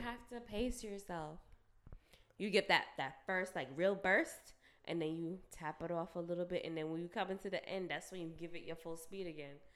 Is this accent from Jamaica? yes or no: yes; Jamaica; I'm Jamaican